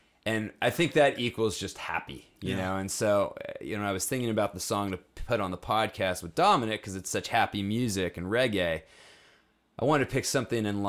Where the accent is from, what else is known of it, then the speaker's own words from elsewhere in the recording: Southern California, United States; Southern California guy